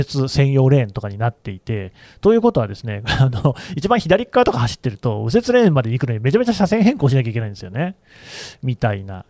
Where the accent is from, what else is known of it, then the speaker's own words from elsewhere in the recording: Aichi, Japan; moved away; 私はね地元が愛知県なんですよ